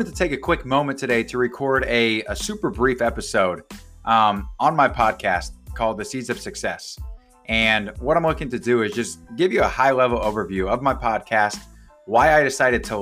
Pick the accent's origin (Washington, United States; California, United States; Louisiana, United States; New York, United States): Washington, United States; Gig Harbor; my hometown of Gig Harbor, Washington